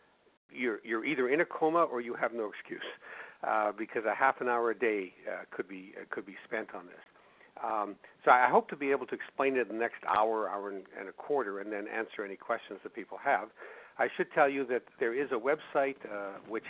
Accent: Winnipeg, Manitoba, Canada; my hometown of Winnipeg, Canada

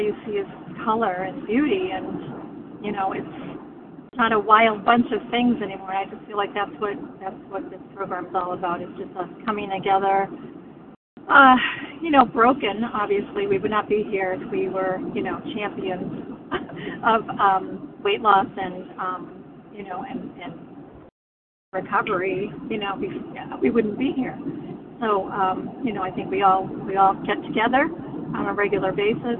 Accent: the Berkshires, Massachusetts, United States; I'm from the Berkshires in Massachusetts

